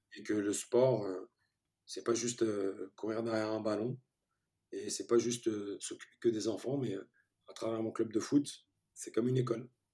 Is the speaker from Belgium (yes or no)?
no; France; French is a second language; also born or lived in Turkey; je suis arrivé en France, j'avais 4-5 ans